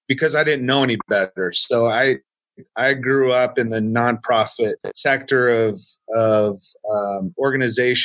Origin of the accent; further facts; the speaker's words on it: Marion, Indiana, United States; a church in my hometown where I was born, in a small town of Marion, Indiana.